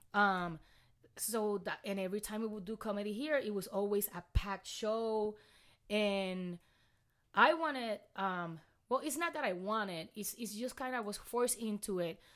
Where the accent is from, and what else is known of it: Puerto Rico; accent: thick accent; English is a second language; now in Texas, United States